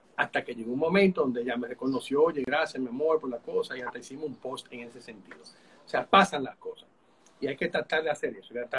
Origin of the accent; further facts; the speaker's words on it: Santo Domingo, Distrito Nacional, Dominican Republic; yo soy de Santo Domingo, mi esposa también